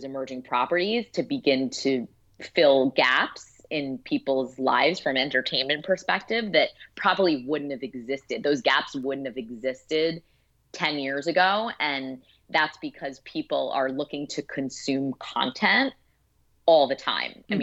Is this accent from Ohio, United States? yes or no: no; New York City, New York, United States; I grew up in Brooklyn, New York